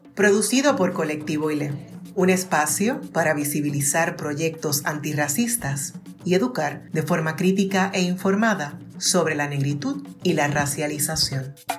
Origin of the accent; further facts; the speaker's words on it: Puerto Rico; nuestra experiencia en Puerto Rico